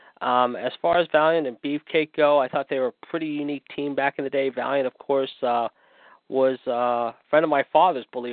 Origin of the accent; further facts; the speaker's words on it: Pittsburgh, Pennsylvania, United States; my hometown of Pittsburgh, PA